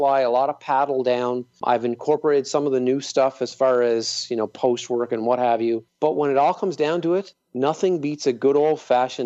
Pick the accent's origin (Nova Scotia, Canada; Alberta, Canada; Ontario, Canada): Nova Scotia, Canada; Cape Breton; I grew up in Cape Breton